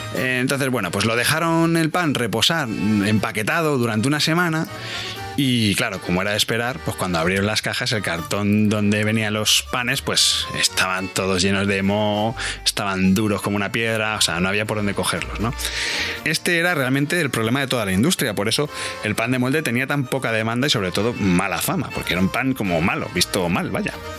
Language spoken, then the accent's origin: Spanish; Spain; como español